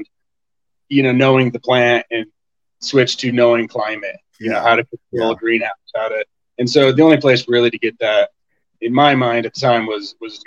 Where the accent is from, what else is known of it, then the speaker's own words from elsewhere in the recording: Colorado, United States; also born or lived in Tucson, Arizona; I was born and raised in Colorado